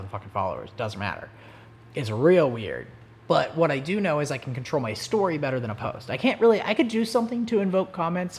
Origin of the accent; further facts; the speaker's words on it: Oklahoma, United States; I'm just fucking from Oklahoma.